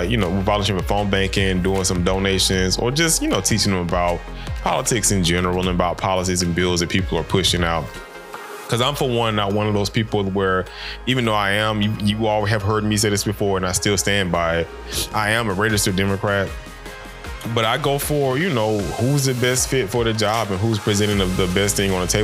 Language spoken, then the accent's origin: English; Macon, Georgia, United States; I come from the deep South, from out of Macon, Georgia. And I grew up in the old time South